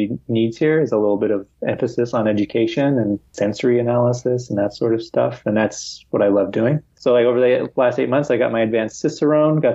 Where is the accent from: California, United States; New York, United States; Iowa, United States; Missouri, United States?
California, United States; San Diego; moved away as an adult; now in Madrid, Spain; I'm from San Diego, so I know where I would want to live in San Diego.